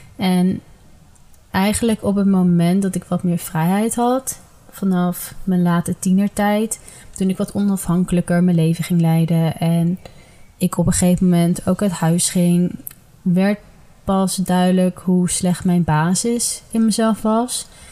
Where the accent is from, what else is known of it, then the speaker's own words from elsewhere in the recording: Ede, Gelderland, Netherlands; Ik ben geboren en getogen in Ede